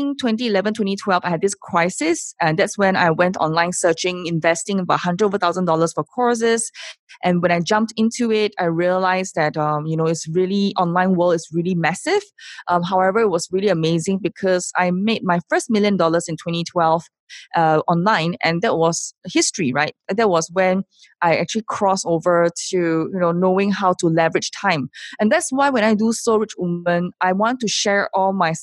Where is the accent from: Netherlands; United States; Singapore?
Singapore; I am from Singapore